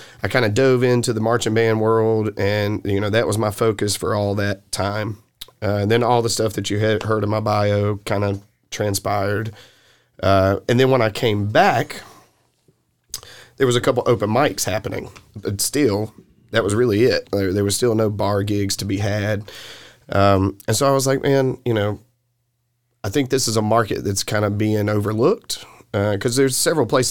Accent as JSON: {"language": "English", "town": "Martinsville", "region": "Virginia", "country": "United States", "tie": "born or raised there", "accent": "southern", "said": "Growing up in Martinsville, so back in the 90s, Martinsville had like a true scene"}